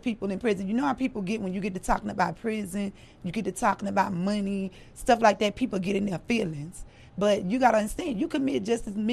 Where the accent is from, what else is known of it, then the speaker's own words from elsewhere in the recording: Louisiana, United States; moved away as an adult; also born or lived in Baton Rouge / Texas; now in Dallas, United States; I'm from Louisiana.